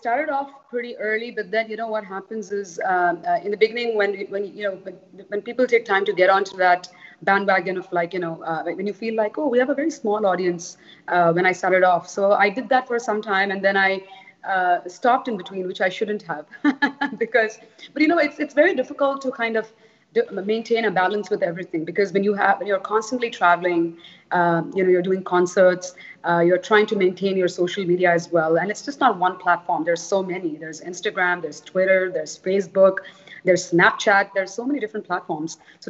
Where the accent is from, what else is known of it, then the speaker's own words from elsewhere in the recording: Toronto, Ontario, Canada; also born or lived in Charleston / California; now in Dubai, United Arab Emirates; I used to live in Canada. I am Canadian. I was based in Toronto for some time.